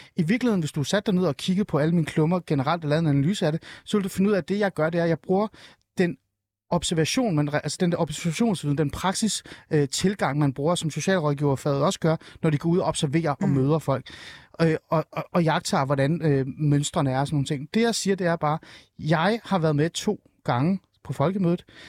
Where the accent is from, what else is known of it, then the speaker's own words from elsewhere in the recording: Rungsted, Capital Region of Denmark, Denmark; jeg er nemlig fra Rungsted og fra Nordsjælland